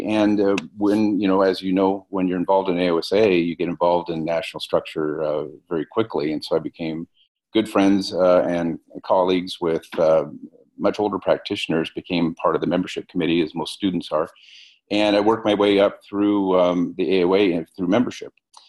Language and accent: English; Fremont, Nebraska, United States; I'm originally from Fremont.